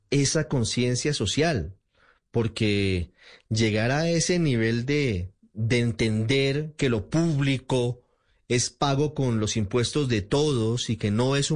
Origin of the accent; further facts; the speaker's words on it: Colombia; qué tan racistas somos los colombianos hoy?